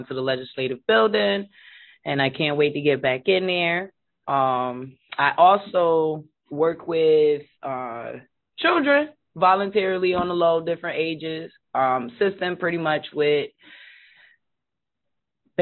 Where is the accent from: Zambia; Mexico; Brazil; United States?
United States; Hartford, Connecticut; 34, born and raised in Hartford